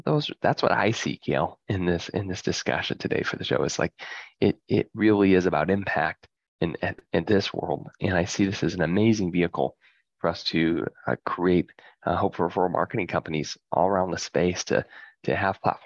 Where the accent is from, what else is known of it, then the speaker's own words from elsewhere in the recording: Midwest, United States; I grew up in the Midwest in a farm town